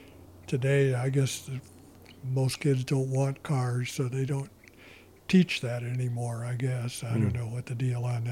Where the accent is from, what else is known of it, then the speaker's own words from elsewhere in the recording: Los Angeles, California, United States; also born or lived in Arcadia / Pasadena / La Cañada; I was born in Los Angeles in 1930. I raised mostly in Los Angeles until I was 12.